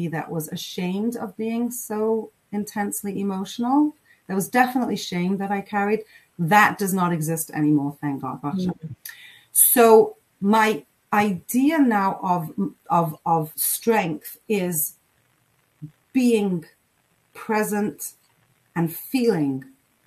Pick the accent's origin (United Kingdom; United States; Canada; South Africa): United Kingdom; England; I grew up in England